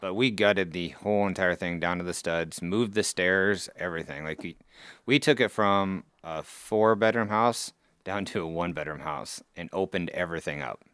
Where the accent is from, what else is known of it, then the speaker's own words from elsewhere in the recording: Council Bluffs, Iowa, United States; Council Bluffs, born and raised here